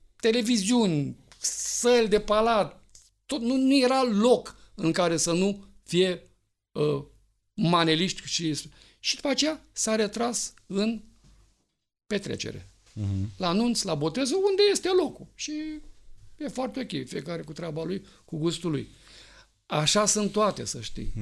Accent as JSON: {"language": "Romanian", "country": "Romania", "said": "suntem români"}